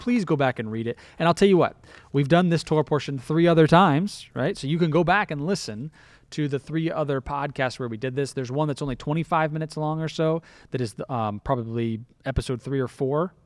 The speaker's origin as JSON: {"language": "English", "region": "Florida", "country": "United States", "said": "I started out as a Floridian"}